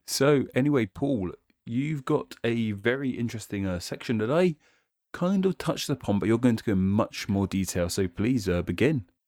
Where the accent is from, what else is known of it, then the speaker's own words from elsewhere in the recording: United Kingdom; here in the U K